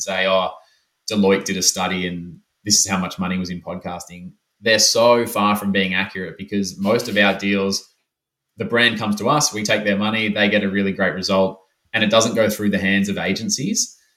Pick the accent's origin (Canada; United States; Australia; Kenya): Australia; Melbourne, Victoria; moved away as an adult; I'm back in my hometown, hometown of Melbourne